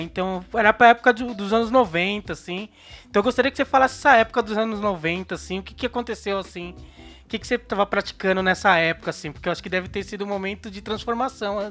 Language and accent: Portuguese; São Paulo, Brazil; Sou da Zona Sul de São Paulo